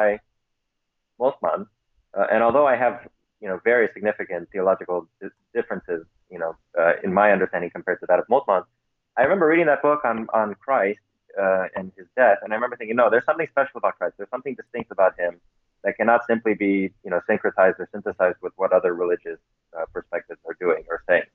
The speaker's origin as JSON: {"language": "English", "country": "United States", "tie": "born or raised there", "said": "My parents are Pentecostals from Romania, and so I grew up in the Romanian Pentecostal Church here in the American diaspora."}